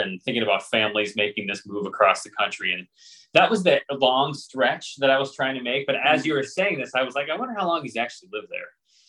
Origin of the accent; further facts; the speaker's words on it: the East, United States; we from the East refer to it as like out West